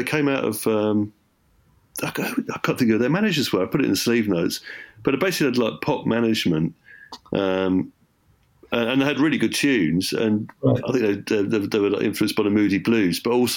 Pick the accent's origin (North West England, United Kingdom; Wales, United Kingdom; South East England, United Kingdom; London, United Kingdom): South East England, United Kingdom; Surrey; I grew up in Surrey